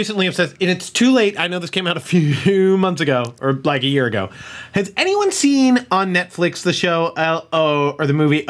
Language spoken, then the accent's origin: English; Central Massachusetts, United States; Growing up in Central Mass